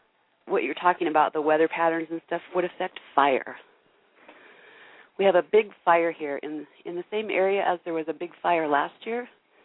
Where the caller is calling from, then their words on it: Idaho, United States; I'm calling from Idaho.